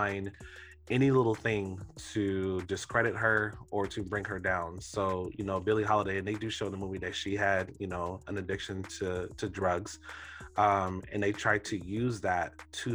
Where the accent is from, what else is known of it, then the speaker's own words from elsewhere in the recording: Florida, United States; I'm from Florida, and I actually grew up maybe 30 minutes away from where Trayvon Martin, you know, was shot and killed